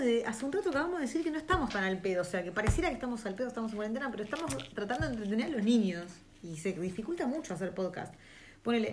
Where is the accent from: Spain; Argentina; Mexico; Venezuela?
Argentina; moved away as an adult; now in New Zealand; Nosotros siendo Argentina